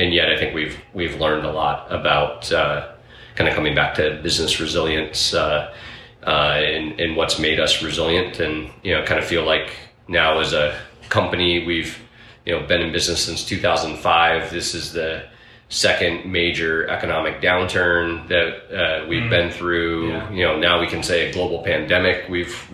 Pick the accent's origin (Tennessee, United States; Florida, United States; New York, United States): New York, United States; moved away as an adult; now in Oregon, United States; I was a kid from New York at the time